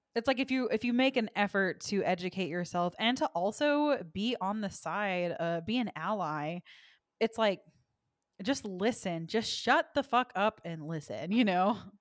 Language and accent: English; the South, United States; I am from the South